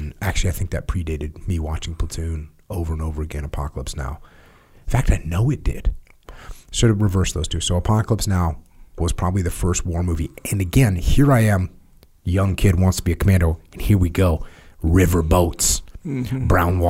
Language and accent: English; New England, United States; I'm from New England